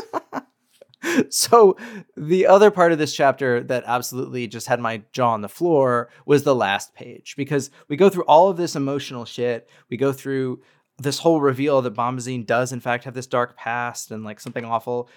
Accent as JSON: {"language": "English", "region": "Colorado", "country": "United States", "tie": "born or raised there", "said": "I grew up in Colorado"}